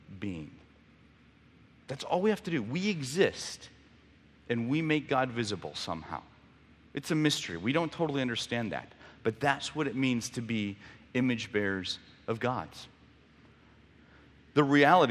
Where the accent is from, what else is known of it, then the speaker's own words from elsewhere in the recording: Mexico; moved away; I grew up in Mexico